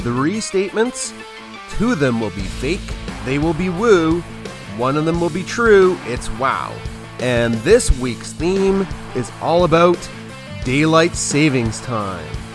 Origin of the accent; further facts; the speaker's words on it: Canada; Being a Canadian